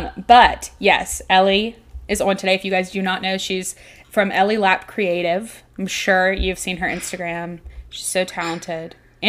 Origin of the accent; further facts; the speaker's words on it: Louisiana, United States; we're all from Louisiana